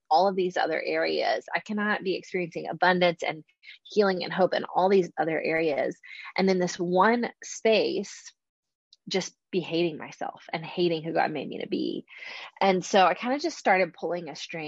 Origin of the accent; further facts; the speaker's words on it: Charleston, South Carolina, United States; I'm from Charleston, South Carolina